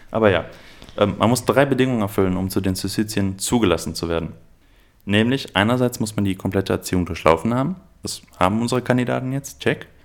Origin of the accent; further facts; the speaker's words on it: Aachen, North Rhine-Westphalia, Germany; ja, also ich komme ursprünglich aus Aachen, deshalb habe ich eine kleine chsch schwäche